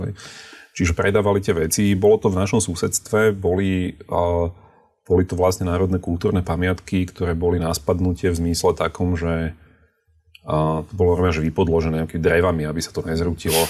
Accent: Trnava, Trnava Region, Slovakia; now in Bratislava, Slovakia; ja som z Trnavy, ale žijeme v Bratislave

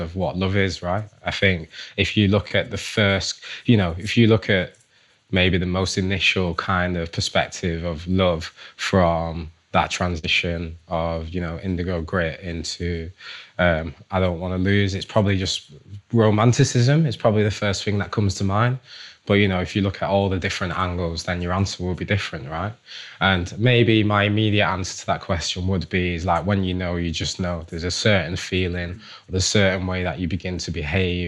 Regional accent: United Kingdom; us ourselves being Black British, you know, first generation here, second generation, you know, first generation, like Britons, our parents may not have been born here, certainly ours weren't

